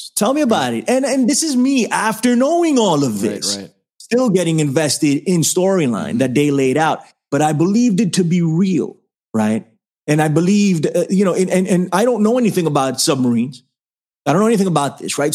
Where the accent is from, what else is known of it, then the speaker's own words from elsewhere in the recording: New York City, New York, United States; I'm from the Bronx